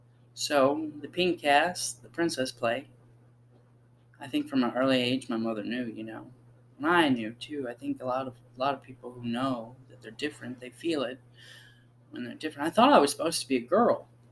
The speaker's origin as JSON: {"language": "English", "region": "the South", "country": "United States", "said": "It's just I come from the South and that was kind of ingrained in me"}